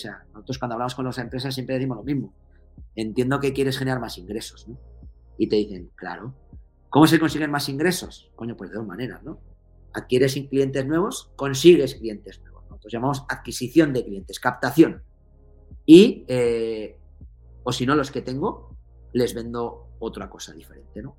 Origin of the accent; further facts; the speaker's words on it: Navarre, Spain; soy navarro